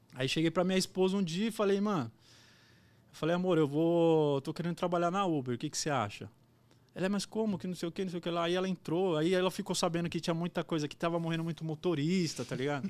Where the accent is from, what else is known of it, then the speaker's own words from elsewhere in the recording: Guarulhos, São Paulo, Brazil; a trampar em Guarulhos, que eu sou de Guarulhos